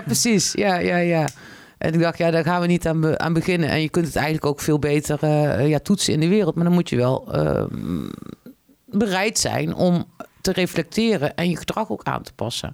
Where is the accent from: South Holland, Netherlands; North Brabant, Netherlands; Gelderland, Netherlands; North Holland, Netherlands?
North Brabant, Netherlands; Tilburg; also born or lived in Vlissingen / Den Helder; now in Arnhem, Netherlands; ik kom oorspronkelijk uit Tilburg